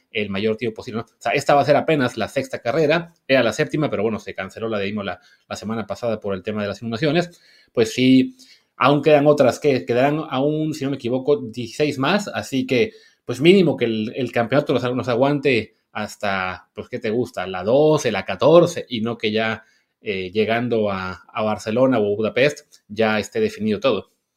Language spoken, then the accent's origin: Spanish; Mexico; nosotros como público mexicano